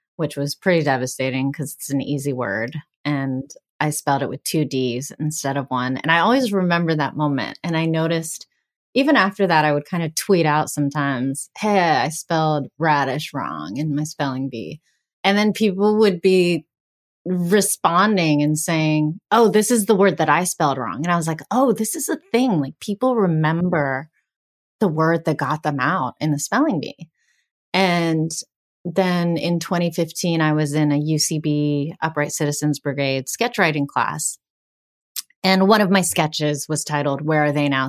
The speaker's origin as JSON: {"language": "English", "town": "Greensburg", "region": "Pennsylvania", "country": "United States", "first_language": "Bengali", "moved": "yes", "lives_now": "Los Angeles, United States", "said": "I'm from Greensburg, Pennsylvania, which is a town about, uh, over an hour east of Pittsburgh"}